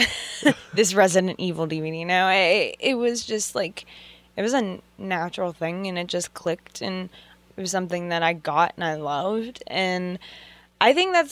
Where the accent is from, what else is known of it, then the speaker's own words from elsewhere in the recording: McKees Rocks, Pennsylvania, United States; I grew up in McKee's Rocks